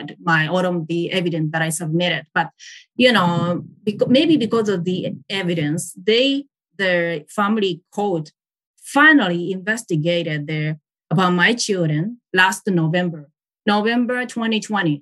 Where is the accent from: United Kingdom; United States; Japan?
Japan; English is a second language; I am Japanese